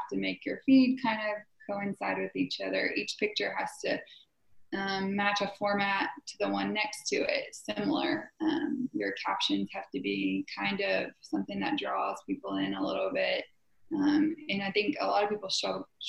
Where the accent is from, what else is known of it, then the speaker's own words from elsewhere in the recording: Southwest Oklahoma, United States; I'm from Southwest Oklahoma